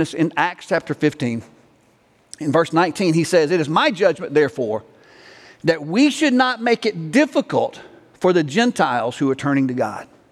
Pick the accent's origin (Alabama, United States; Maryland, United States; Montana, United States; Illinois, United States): Alabama, United States; now in Texas, United States; I'm from Alabama